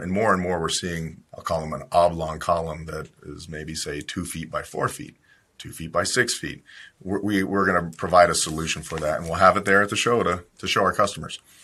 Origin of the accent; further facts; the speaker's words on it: Ohio, United States; I grew up in Ohio